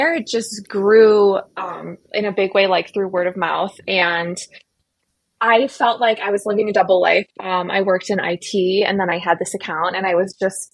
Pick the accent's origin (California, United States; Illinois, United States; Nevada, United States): Illinois, United States; suburbs of Chicago; also born or lived in Indiana / Raleigh, North Carolina / San Francisco; grew up in the suburbs of Chicago